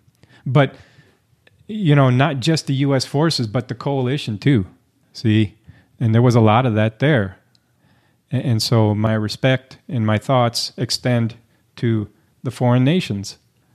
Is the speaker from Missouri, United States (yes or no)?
yes; St. Louis, Missouri, United States; I was born and raised in St. Louis, Missouri.